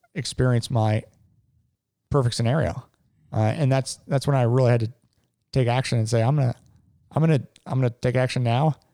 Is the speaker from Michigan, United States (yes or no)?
no; Cincinnati, Ohio, United States; I grew up in Cincinnati. I've lived here my whole life.